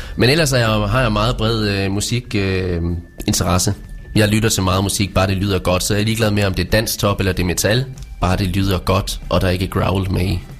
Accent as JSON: {"language": "Danish", "area": "Vesthimmerland", "region": "North Denmark Region", "country": "Denmark", "also_born_or_lived": "Års", "said": "jeg er jo fra Vesthimmerland, øh, og flyttede så til Års"}